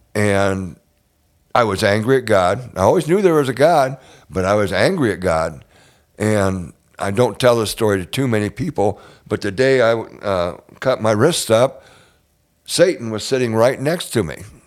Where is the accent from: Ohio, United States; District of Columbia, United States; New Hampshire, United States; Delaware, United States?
Ohio, United States; Northwest; moved away; I grew up in Northwest Ohio, out, way out in farm country.